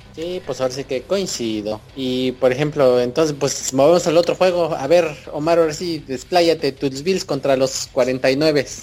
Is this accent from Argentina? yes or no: no; Cuautitlán Izcalli, State of Mexico, Mexico; Miguel y yo somos oriundos de Cuautitlán Izcalli